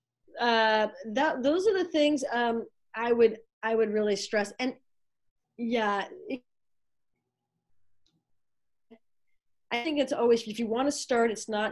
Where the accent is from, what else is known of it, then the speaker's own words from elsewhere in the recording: Los Angeles, California, United States; now in Northern California, United States; I'm from LA, moved up to this area, the Northern California area